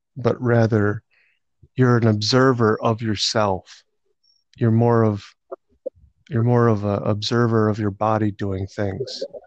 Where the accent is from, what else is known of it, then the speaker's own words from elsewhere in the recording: Rochester, United States; I've been living there my whole life